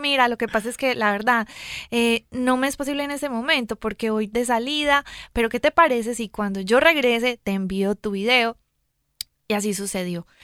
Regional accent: Colombia; si me escuchan mi acento, yo soy de Colombia.

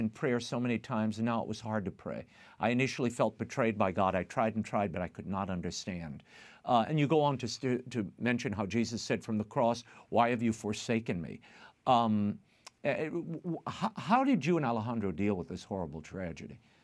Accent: New Orleans, Louisiana, United States; I grew up in New Orleans

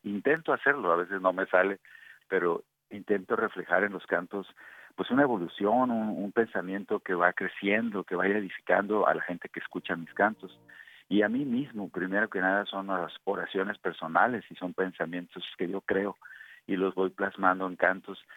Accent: Mexico; como mexicanos que somos

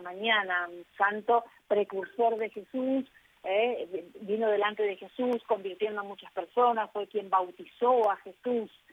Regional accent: Corrientes, Argentina; now in Buenos Aires, Argentina; yo aprendí en la provincia, soy correntina provinciana, una provincia del norte de, Argentina

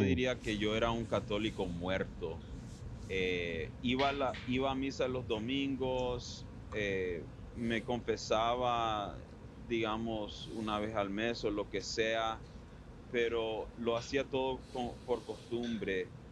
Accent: Miami, Florida, United States; born or raised there; also born or lived in Ann Arbor, Michigan / Weston, Florida

